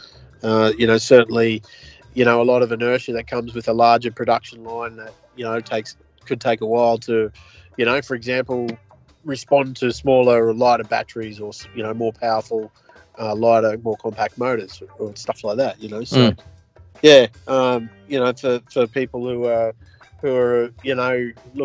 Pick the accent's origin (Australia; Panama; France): Australia; as an Aussie